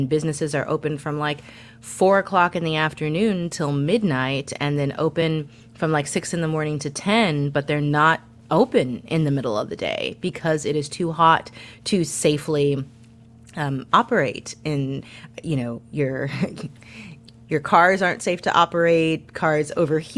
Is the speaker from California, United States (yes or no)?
no; St. Louis, Missouri, United States; I'm from St. Louis